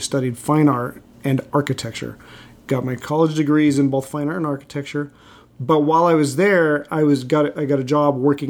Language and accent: English; Los Angeles, California, United States; also born or lived in Fresno, California; I spent most of my life in L.A. I was born in Central California in Fresno.